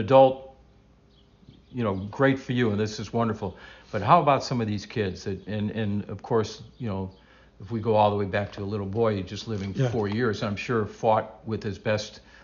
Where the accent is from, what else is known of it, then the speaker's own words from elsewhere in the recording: Euclid, Ohio, United States; as a kid growing up in Euclid